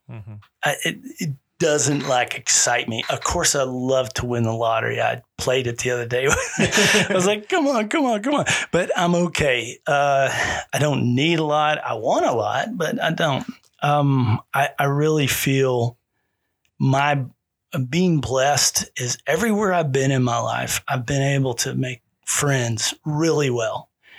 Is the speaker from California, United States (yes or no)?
no; Texas, United States; I didn't really like the Colorado nickname, but I am from Texas, born